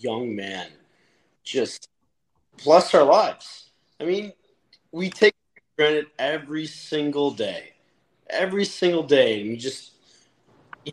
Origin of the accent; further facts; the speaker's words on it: Milwaukee, Wisconsin, United States; moved away as an adult; now in Texas, United States; I'm born and raised in Milwaukee, but moved to Texas for work